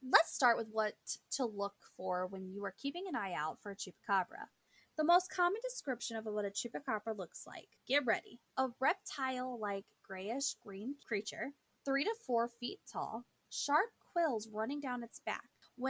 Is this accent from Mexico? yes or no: no; Panama; born there; I was born in Panama, so haha, suck it.